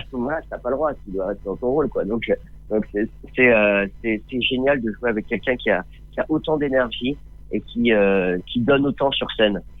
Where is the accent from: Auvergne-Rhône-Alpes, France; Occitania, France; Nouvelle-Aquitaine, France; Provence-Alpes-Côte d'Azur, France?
Provence-Alpes-Côte d'Azur, France; Nice; j'ai fait euh, toute mon enfance à Nice et, et au soleil.